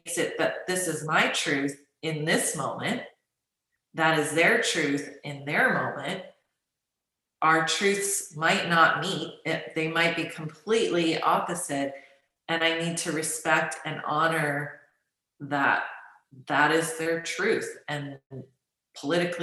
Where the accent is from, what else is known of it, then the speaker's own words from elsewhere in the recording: United States; I grew up in the United States as a Chinese American